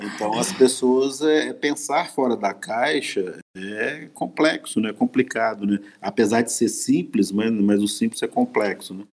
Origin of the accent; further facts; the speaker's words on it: Minas Gerais, Brazil; moved away; nós somos de Minas